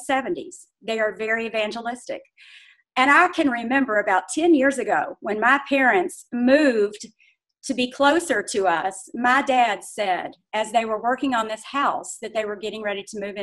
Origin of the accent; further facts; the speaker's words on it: Indiana, United States; also born or lived in Louisville, Kentucky; I was born in Louisville, Kentucky, but I grew up and have lived nearly all my life in Indiana. My parents moved our family to Indiana when I was about 11 years old